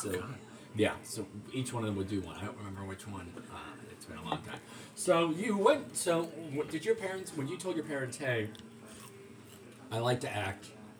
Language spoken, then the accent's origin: English; United Kingdom; accent: British